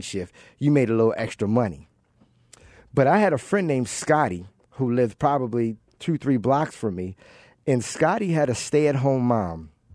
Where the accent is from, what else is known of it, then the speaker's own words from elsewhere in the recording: Baltimore, Maryland, United States; growing up in Baltimore, I'm originally from Baltimore